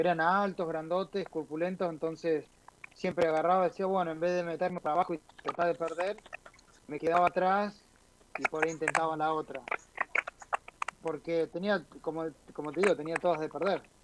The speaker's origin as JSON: {"language": "Spanish", "town": "Comodoro Rivadavia", "region": "Chubut", "country": "Argentina", "tie": "born or raised there", "also_born_or_lived": "Neuquén, Argentina", "moved": "yes", "said": "Empecé en el 87 en, Comodoro Rivadavia, donde yo nací, en el sur de Argentina"}